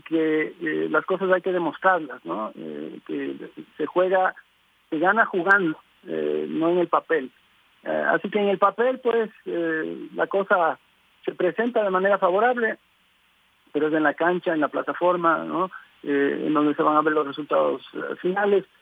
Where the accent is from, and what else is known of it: Ecuador